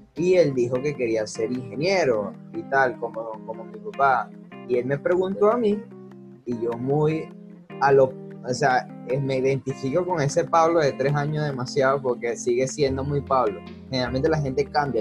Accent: Venezuela; siendo eh, venezolano, estando en Venezuela

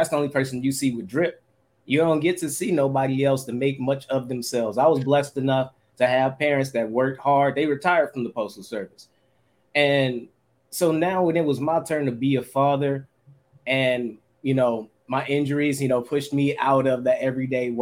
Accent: Oakland, California, United States; I'm from 94 from Plymouth, heart of the kill zone. I grew up with nothing but people getting killed all around me.

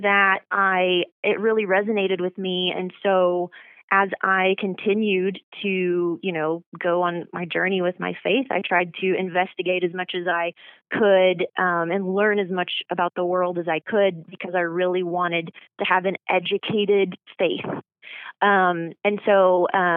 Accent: Oklahoma, United States; also born or lived in Ardmore, Oklahoma / Durant, Oklahoma / Norman, Oklahoma; Well, I was born in Ardmore, Oklahoma, and that's in southern Oklahoma. And I kind of claim three hometowns. I eventually moved from Ardmore to Durant, Oklahoma, and then moved up

